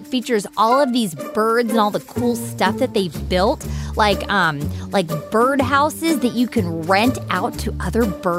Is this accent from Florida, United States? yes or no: yes; Tampa, Florida, United States; my hometown of Tampa, Florida